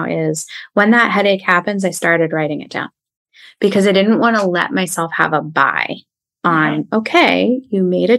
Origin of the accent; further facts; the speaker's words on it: outside of Philadelphia, New Jersey, United States; moved away as an adult; also born or lived in Long Island; So I grew up outside of Philadelphia